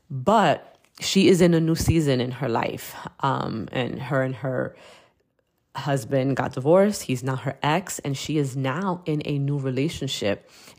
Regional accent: Brooklyn, New York, United States; And we grew up together in Williamsburg, Brooklyn. So I have legit known Denise for the majority of my life.

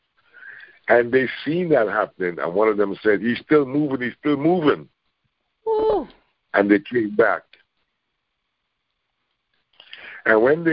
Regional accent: Canada; I'm from Canada.

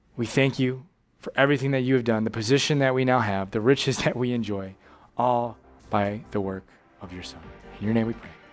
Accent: United States; also born or lived in Japan; I'm an American

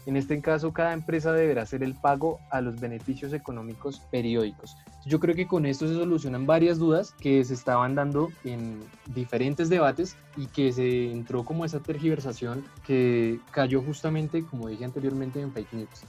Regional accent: Colombia; como colombianos

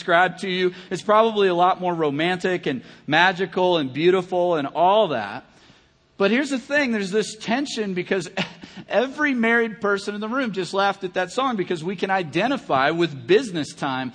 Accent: Kentucky, United States; I'm from Kentucky

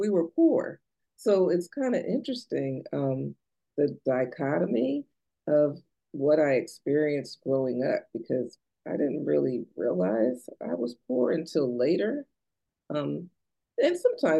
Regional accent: New Jersey, United States; now in Maryland, United States; I'm from New Jersey originally

